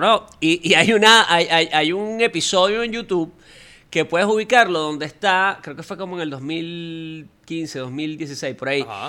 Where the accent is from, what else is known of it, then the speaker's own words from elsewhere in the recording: Venezuela; nosotros como venezolanos